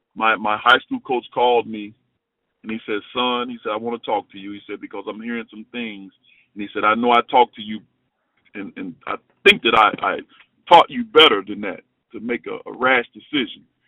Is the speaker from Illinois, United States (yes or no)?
yes; Chicago, Illinois, United States; moved away as an adult; also born or lived in Cincinnati; I'm from Chicago